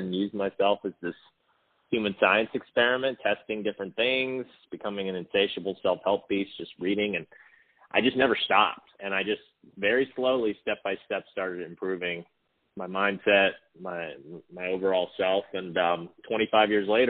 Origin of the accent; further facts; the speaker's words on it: Hawaii, United States; also born or lived in Pasadena, California; was born in California, Pasadena, to two hippie parents, and we moved to Hawaii when I was two